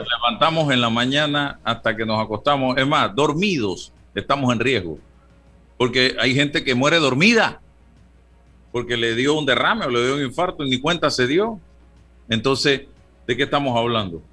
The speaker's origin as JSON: {"language": "Spanish", "country": "Panama", "said": "Somos panameños todos"}